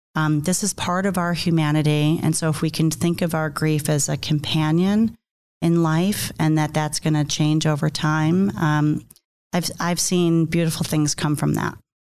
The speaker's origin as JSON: {"language": "English", "region": "New York", "country": "United States", "said": "I'm from New York, so I talk with my hands"}